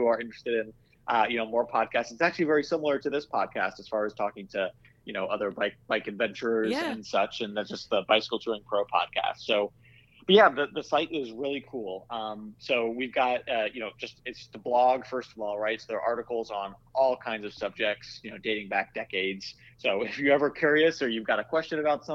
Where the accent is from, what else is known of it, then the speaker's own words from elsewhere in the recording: Iowa, United States; I grew up in Iowa